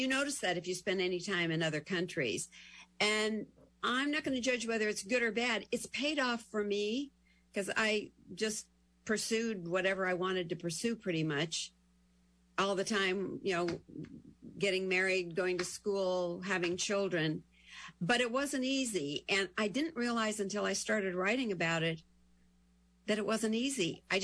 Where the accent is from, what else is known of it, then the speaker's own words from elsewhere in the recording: Montana, United States; moved away; also born or lived in California; I was raised in Montana